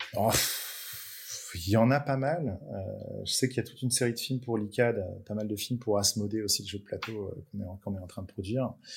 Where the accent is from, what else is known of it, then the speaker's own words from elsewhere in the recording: Brittany, France; now in Nantes, France; chez moi en Bretagne